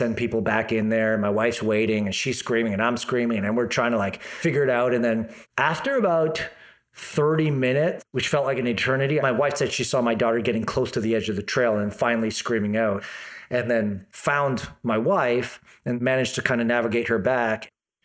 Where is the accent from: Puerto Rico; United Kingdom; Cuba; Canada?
Canada; Toronto, Ontario; moved away as an adult; now in Kelowna, Canada; I come from Toronto.